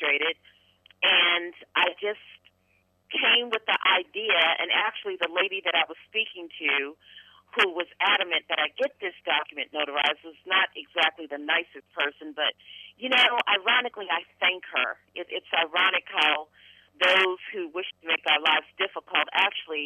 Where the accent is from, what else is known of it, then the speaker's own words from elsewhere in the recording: Baltimore, Maryland, United States; My hometown is Baltimore, Maryland